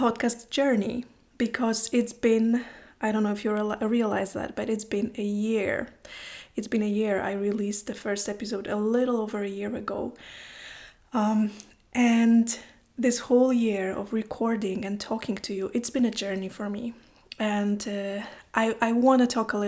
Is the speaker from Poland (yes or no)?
yes; Poland; English is a second language; now in Iceland; I live in Iceland, I am from Poland